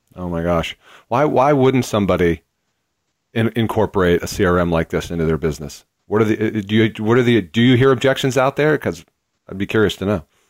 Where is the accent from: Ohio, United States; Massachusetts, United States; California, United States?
Massachusetts, United States; Boston; Boston, which is my hometown